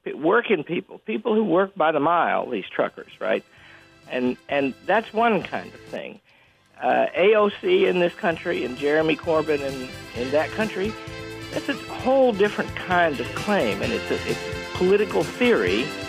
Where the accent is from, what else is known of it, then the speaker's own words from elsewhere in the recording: Yorkshire and the Humber, United Kingdom; Yes, Sir Alan. And I'm from Yorkshire.